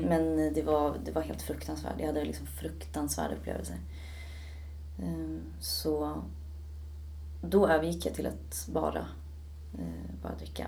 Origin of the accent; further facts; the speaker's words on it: Stockholm, Stockholm County, Sweden; also born or lived in Södermalm / Ekerö; Jag är född och uppvuxen i Stockholm